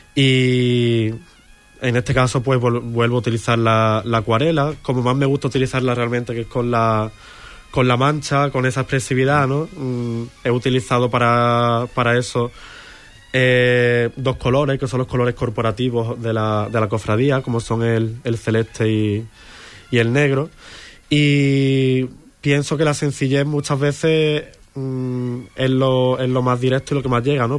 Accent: Huelva, Andalusia, Spain; moved away; Estuve en una academia bastantes años de, de niño de, pintura aquí en Huelva

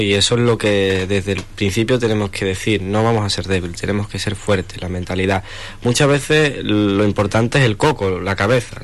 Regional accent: Huelva, Andalusia, Spain; yo soy español, andaluz, pero me siento choquero, me siento nubense

